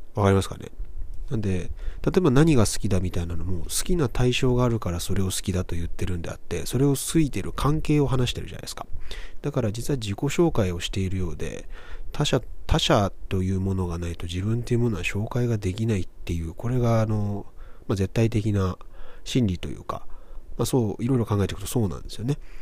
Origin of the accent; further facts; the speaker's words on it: Kobe, Hyogo, Japan; 僕だったら1986年生まれですけど、1986年生まれの神戸出身の